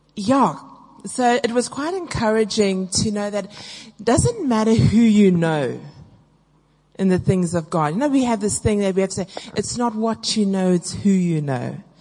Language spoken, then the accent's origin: English; South Africa; now I'm really South African